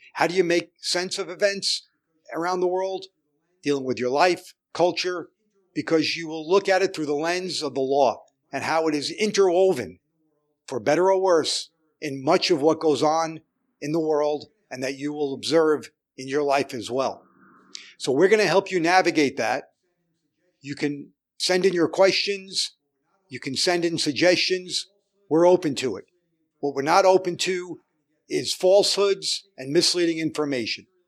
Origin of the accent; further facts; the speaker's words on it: New York City, New York, United States; also born or lived in Manhattan; I was born in Brooklyn and lived there most of my life till I moved to Manhattan